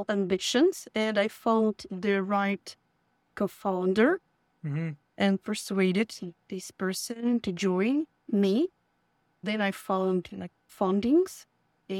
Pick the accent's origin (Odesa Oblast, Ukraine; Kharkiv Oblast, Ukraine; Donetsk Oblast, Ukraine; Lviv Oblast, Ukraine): Donetsk Oblast, Ukraine; Donetsk; moved away as an adult; also born or lived in Kyiv, Ukraine; now in San Francisco, United States; I grew up in Donbas